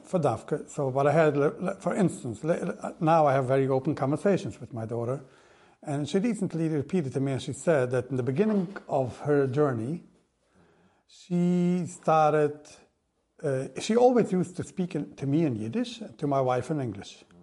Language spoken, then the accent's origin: English; Monsey, New York, United States; I grew up in Vishnitz, in Mansi. I was born, raised over there